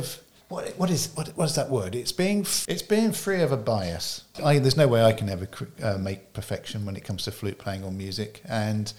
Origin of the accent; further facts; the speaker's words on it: United Kingdom; I was somebody from the UK